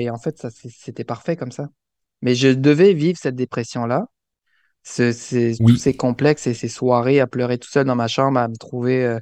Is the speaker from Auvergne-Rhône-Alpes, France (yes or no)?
no; Alsace, Grand Est, France; moved away as an adult; now in Canada; je suis, je suis né en France, en mhm. Alsace